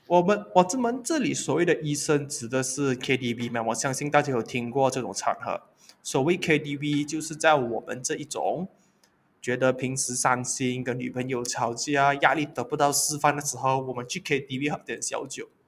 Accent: Malaysia; 其实我是马来西亚人

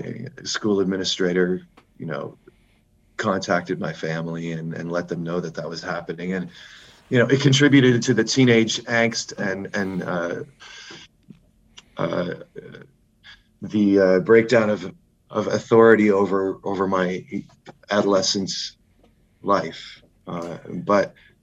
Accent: Halifax, Nova Scotia, Canada; moved away; my hometown, Halifax, Nova Scotia

